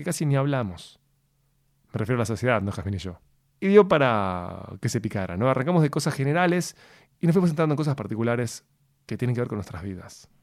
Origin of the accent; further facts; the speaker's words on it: Uruguay; soy el único uruguayo que no toma mate.